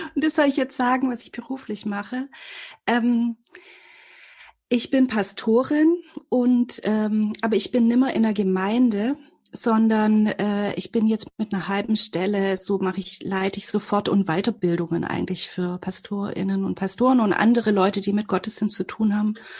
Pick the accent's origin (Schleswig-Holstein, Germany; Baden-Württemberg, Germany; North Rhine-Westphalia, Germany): Baden-Württemberg, Germany; Filderstadt; ich komme aus dem Großraum Stuttgart, aus so einem, also das ist so Stuttgarter Speckgürtel, Filderstadt Bohnlanden